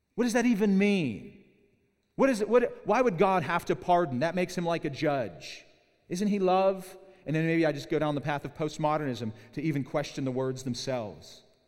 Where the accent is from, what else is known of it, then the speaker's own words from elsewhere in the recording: Pittsburgh, Pennsylvania, United States; now in Southern California, United States; I'm from Pittsburgh